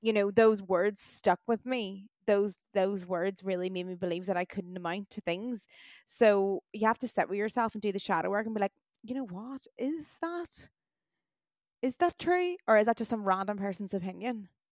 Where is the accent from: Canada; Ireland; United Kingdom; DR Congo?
Ireland; also born or lived in Australia; us Irish